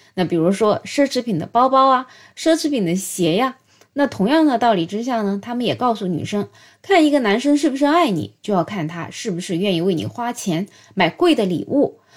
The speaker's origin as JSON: {"language": "Chinese", "country": "China", "said": "我们中国人"}